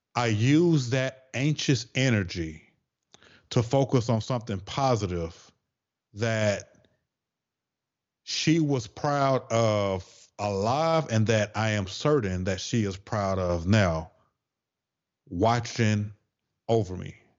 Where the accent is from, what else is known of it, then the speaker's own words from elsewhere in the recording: the South, United States; accent: Southern twang; I'm from the South, so I gotta say certain things with that little Southern twang.